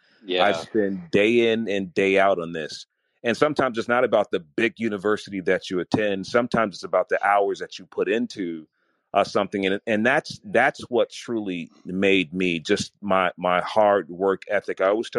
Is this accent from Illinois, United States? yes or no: yes; Chicago, Illinois, United States; Not only did I get to know the radio personalities that were in my hometown, I found radio personalities that were in other cities that other people would not listen to. And I thought, you know, in my city, they were the best in Chicago.